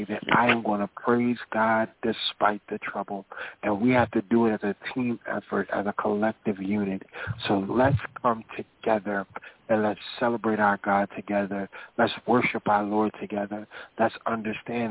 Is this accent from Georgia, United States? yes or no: yes; Sylvania, Georgia, United States; My family, we from Sylvania, Georgia